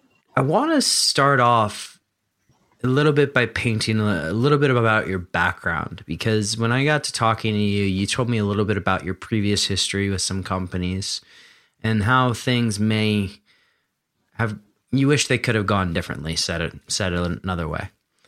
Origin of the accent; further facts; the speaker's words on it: Philadelphia, Pennsylvania, United States; I mean, I grew up in Philadelphia, so it's not too far